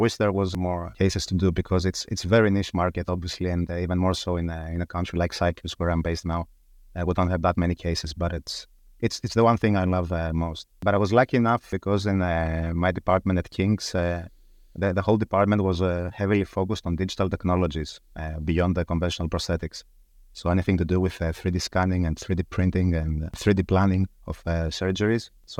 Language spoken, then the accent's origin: English; Thessaloniki, Central Macedonia, Greece; English is a second language; moved away as an adult; now in London, United Kingdom; I was born and raised in Thessaloniki in Greece, where I studied dentistry. I graduated in 2006. And then immediately within a couple of months, I moved to London, UK.